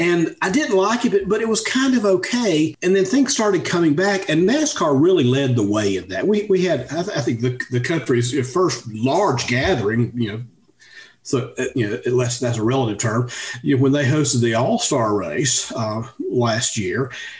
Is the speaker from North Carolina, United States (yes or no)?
yes; Hickory, North Carolina, United States; I grew up in Hickory, North Carolina